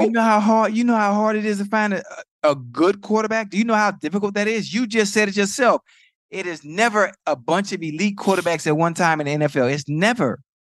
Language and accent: English; Miami, Florida, United States; I'm from, I'm from Liberty City, from Dade